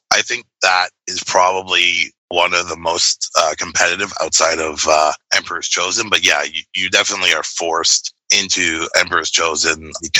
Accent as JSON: {"language": "English", "town": "Vancouver", "region": "British Columbia", "country": "Canada", "said": "I'm from Vancouver, BC. Tournament was in Nanaimo. So, it's a three-hour sort of trip to get there. But, so from British Columbia, Canada."}